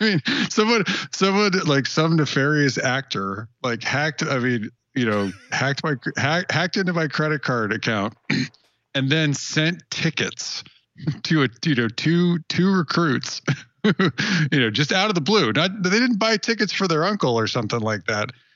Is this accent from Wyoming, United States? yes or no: yes; Wyoming, United States; moved away; also born or lived in Phoenix; I grew up in Wyoming